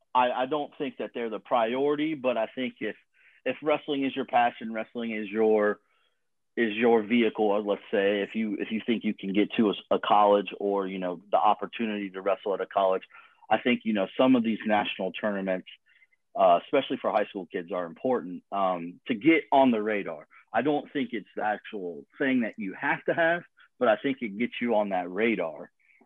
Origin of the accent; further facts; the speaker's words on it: Columbus, Ohio, United States; I grew up in Central Ohio, Columbus, Ohio.